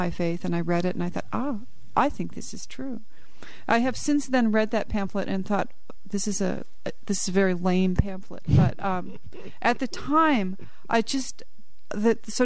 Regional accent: Boulder, Colorado, United States; moved away as an adult; also born or lived in Fort Collins, Colorado / Kenya; now in South Hadley, United States; I grew up in Colorado.

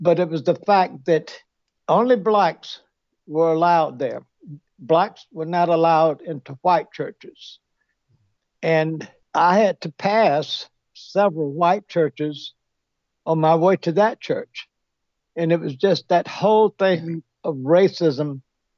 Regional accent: Greenville, South Carolina, United States; I grew up in Greenville, South Carolina

